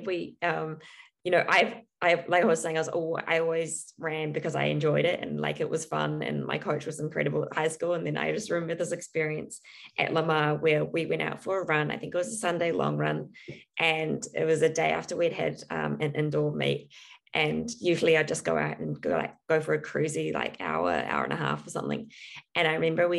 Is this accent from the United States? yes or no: no; New Zealand; growing up in New Zealand